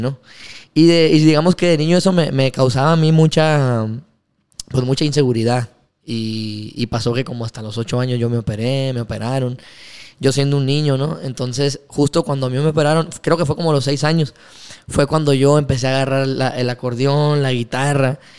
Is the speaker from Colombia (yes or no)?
no; Ciudad Obregón, Sonora, Mexico; Nosotros decimos somos de Obregón